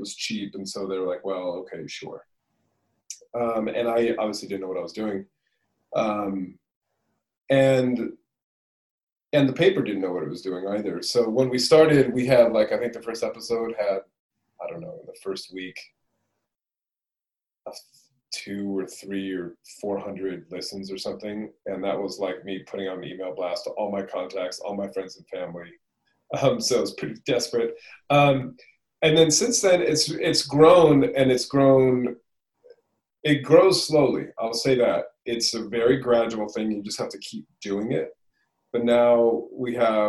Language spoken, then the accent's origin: English; California, United States; moved away; also born or lived in London; I'm from California originally, but I moved to London many moons ago